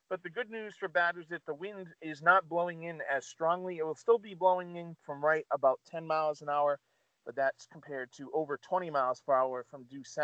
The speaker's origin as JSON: {"language": "English", "region": "New York", "country": "United States", "said": "But being a New Yorker, what's up?"}